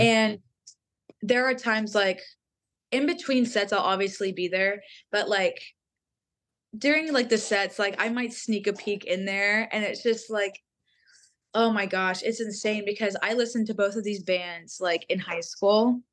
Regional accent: Texas, United States; I'm from Texas

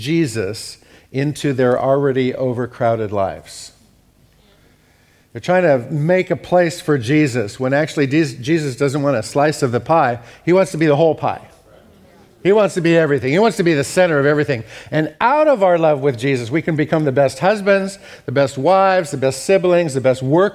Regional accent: United States; I'm an American

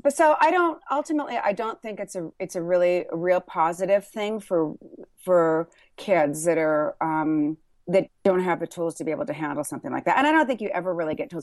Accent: Burbank, California, United States; also born or lived in Thousand Oaks, California; I grew up in Burbank, California, in Thousand Oaks, California

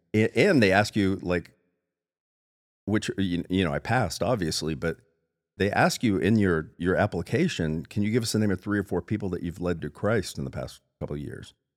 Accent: South Florida, United States; now in Spokane, United States; I'm from South Florida

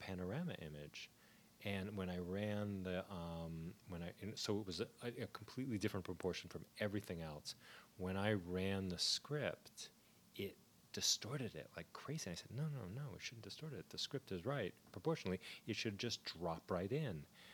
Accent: New Jersey, United States; I grew up in Jersey.

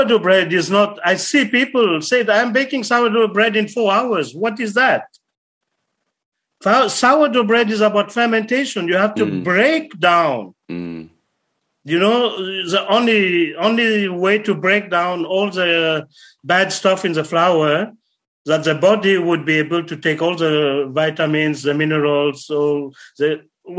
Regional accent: Sweden; I am from Sweden

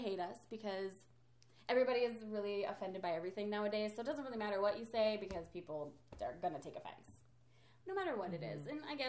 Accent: Minnesota, United States; And we are from Minnesota, but I do not have an accent like that.

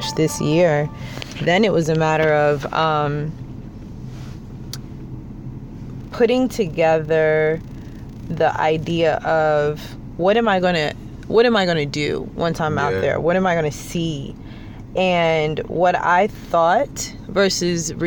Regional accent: United States; I was born and raised here in the States

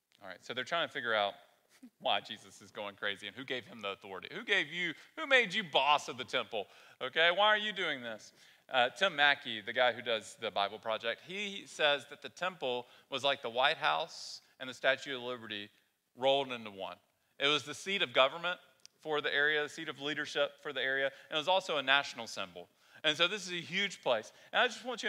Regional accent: the South, United States; moved away; I grew up in the South, been here for a long time now.

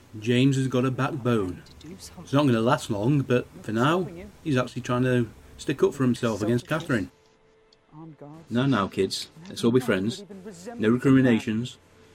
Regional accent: Egypt; I am from Egypt. Therefore, I understand Egyptian.

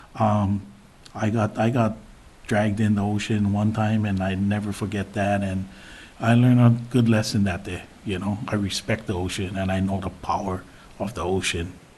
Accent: Big Island, Hawaii, United States; born or raised there; now in Kapa'a, United States

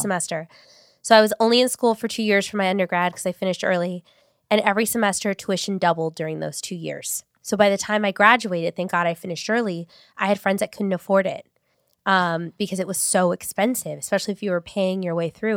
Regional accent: Long Beach, California, United States; also born or lived in Paramount; I grew up in North Long Beach

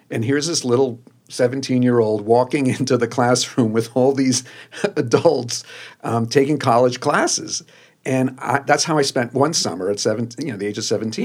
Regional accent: New Jersey, United States; also born or lived in Buenos Aires, Argentina; I was born in Buenos Aires, um, came to the U S when I was two, and, uh, grew up in the suburbs of New Jersey.

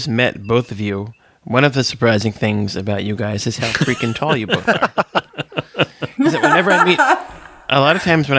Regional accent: Carbondale, Illinois, United States; I grew up here.

